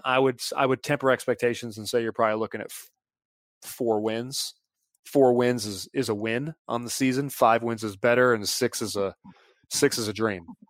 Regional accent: Mint Hill, North Carolina, United States; also born or lived in Charlotte; I was from Mint Hill, so I was two and a half hours from Chapel Hill

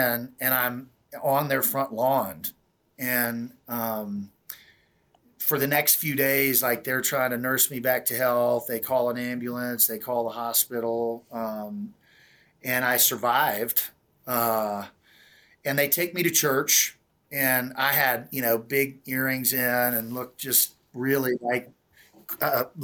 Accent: Kansas, United States; I make my way eventually back to Kansas. And the day before Thanksgiving in 2004, I'm in my hometown

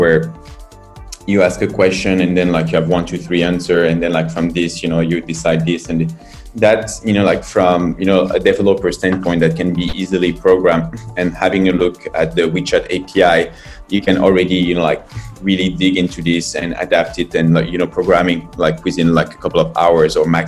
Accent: France; moved away as an adult; now in China; I'm from France.

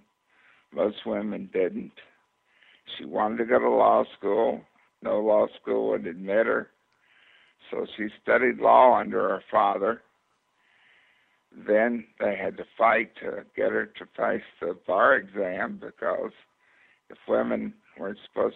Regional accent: Kentucky, United States; also born or lived in Virginia; I was born in Virginia, but raised in Kentucky

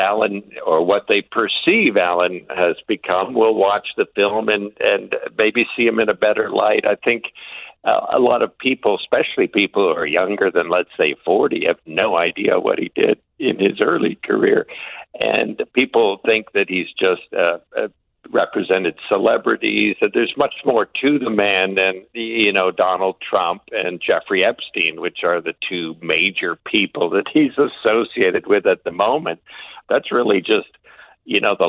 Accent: Canada; as a Canadian

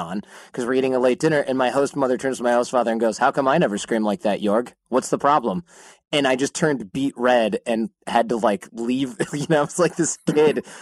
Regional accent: United States; I'm an American guy.

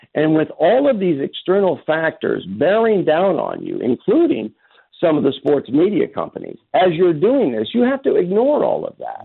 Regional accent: Kansas City, Missouri, United States; born or raised there

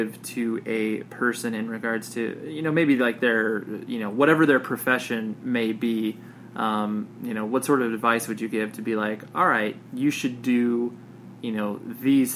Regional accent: Las Vegas, Nevada, United States; I was born in Las Vegas

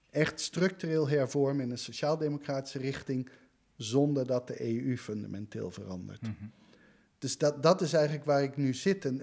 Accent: United States; also born or lived in Antwerp, Belgium; now in Netherlands; Ik ben ook Nederlander, ik ben een Amerikaan.

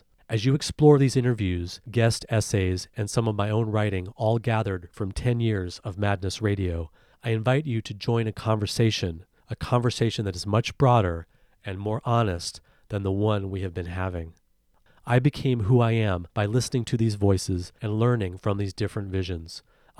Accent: South Carolina, United States; When I was a kid growing up in South Carolina, the reality of violence and power that impacted me so deeply was not spoken about.

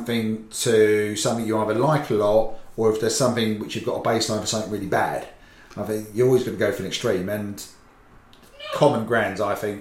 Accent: England, United Kingdom; I've got Irish parents, but I'm English.

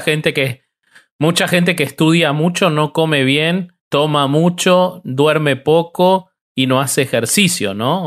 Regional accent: Argentina; yo amo mi país

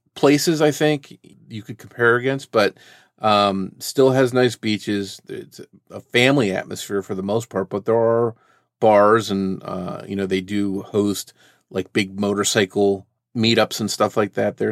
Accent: Jersey Shore, New Jersey, United States; I grew up near the Jersey Shore

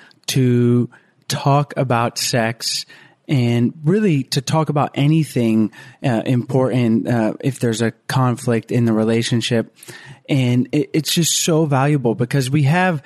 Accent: the South, United States; also born or lived in Florida; now in Costa Rica; We're both from the South

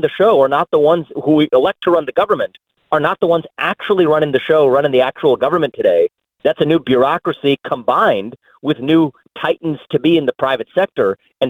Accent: Ohio, United States; I was born and raised in Ohio. I'm talking to you from Ohio today.

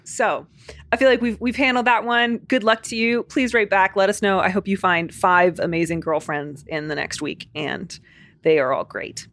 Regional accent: Chicago, Illinois, United States; accent: Chicago; My stupid Chicago accent's gonna come back

